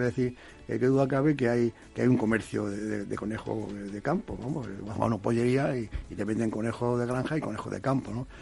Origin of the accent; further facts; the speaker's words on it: Toledo, Castilla-La Mancha, Spain; los que somos de Toledo